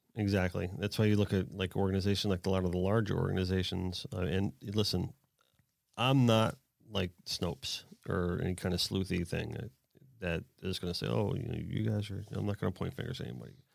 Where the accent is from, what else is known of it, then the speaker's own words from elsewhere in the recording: Pompano Beach, Florida, United States; I spent, like, most of my youth in Pompano